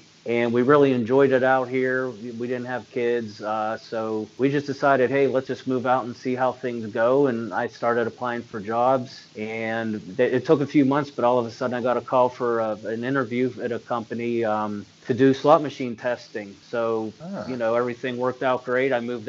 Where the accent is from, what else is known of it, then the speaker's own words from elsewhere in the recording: Pittsburgh, Pennsylvania, United States; also born or lived in Beaver Falls, Pennsylvania; even though I'm a Pittsburgh fan